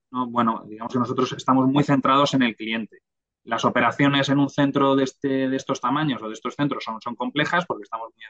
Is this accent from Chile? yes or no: no; Madrid, Community of Madrid, Spain; also born or lived in Granada; porque yo soy de Madrid